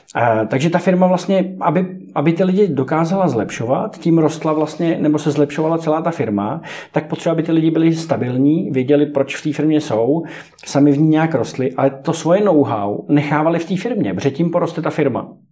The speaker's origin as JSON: {"language": "Czech", "country": "Greece", "said": "jak jsem z, z Řecka"}